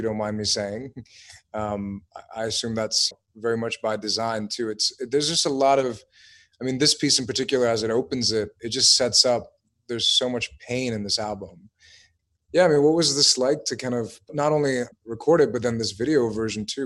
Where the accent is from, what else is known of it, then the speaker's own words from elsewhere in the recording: United States; I'm American